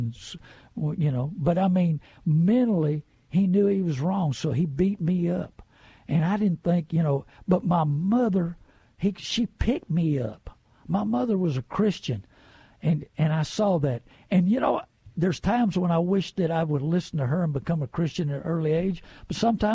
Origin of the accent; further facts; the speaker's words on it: New Brunswick, Canada; I was born and raised in New Brunswick.